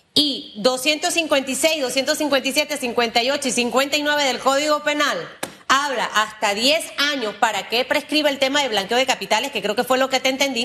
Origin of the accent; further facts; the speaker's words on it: Panama; como panameños